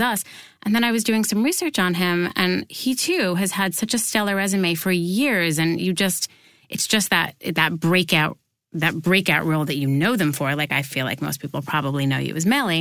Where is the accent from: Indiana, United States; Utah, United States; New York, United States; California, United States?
New York, United States; I grew up here in New York